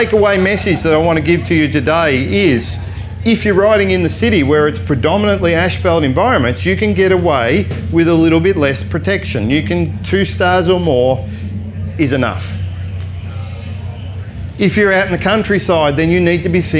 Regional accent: Australia; I am Australian

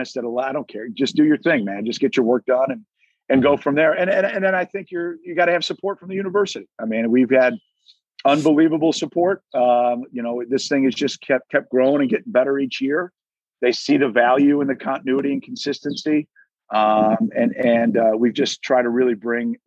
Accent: Chicago, Illinois, United States; I'm from the South Side. You can take the guy out of it, but you can't take the South Side out of the guy in Chicago.

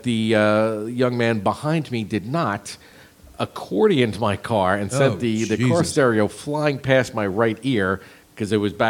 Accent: Jersey Shore, New Jersey, United States; growing up in the Jersey Shore

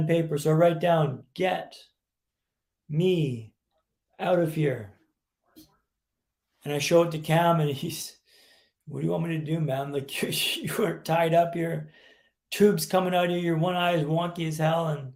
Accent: Vancouver, British Columbia, Canada; also born or lived in London, England / Sweden; I'm from Vancouver, Canada, which is where I'm calling you from today

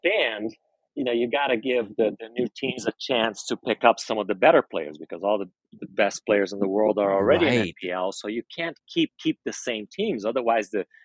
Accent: Brazil; now in Las Vegas, United States; I grew up in Brazil.

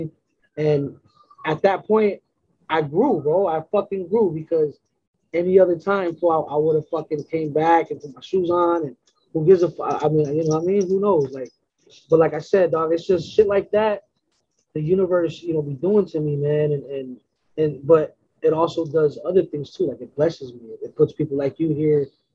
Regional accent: West Coast, United States; I'm from the West Coast

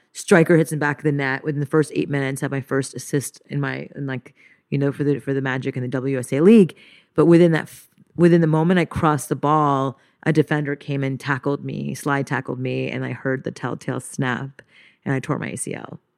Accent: Montreal, Quebec, Canada; moved away; I grew up in Montreal, French Canada, to a Japanese mother and to an Indian father

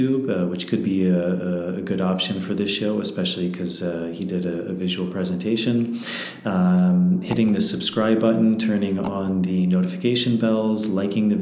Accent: Washington, District of Columbia, United States; also born or lived in Peruvian Amazon / Peruvian Andes; now in Peru; I grew up in Washington, D.C.

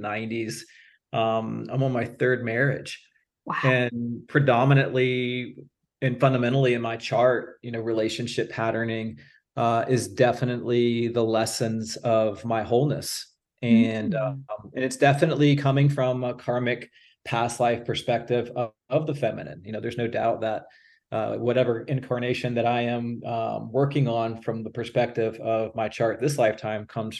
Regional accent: Virginia Beach, Virginia, United States; I'm from Virginia Beach

